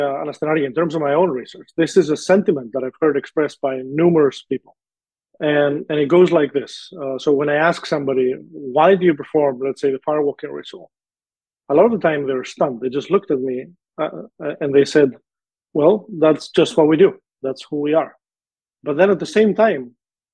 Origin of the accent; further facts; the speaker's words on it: Greece; moved away; my home country